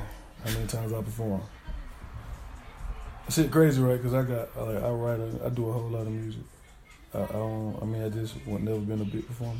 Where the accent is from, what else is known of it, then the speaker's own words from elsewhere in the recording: Aiken, South Carolina, United States; I'm from Aiken. You know what I mean? Shallow Heights, but like, I grew up a little bit everywhere type shit, you feel me?